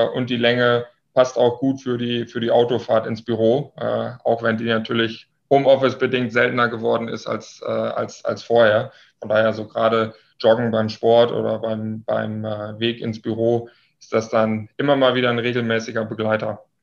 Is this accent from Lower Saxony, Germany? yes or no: yes; Lower Saxony, Germany; moved away as an adult; now in Munich, Germany; komme gebürtig aus dem Nordwesten Deutschlands. Äh, hört man mir vielleicht etwas an aus äh, Niedersachsen